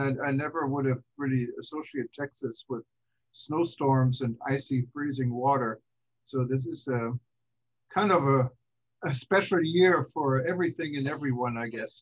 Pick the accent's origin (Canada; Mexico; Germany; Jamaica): Germany; also born or lived in Kansas; now in United States; growing up in Germany, um, I left for the U.S. back in 1982